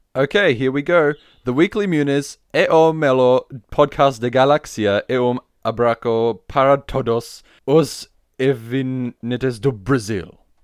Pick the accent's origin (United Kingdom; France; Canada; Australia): Australia; I'm an Australian